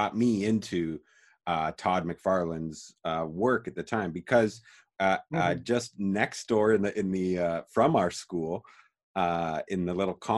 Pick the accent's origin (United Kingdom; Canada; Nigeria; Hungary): Canada; Calgary, Alberta; born and raised in Calgary, Alberta, Canada, same as us.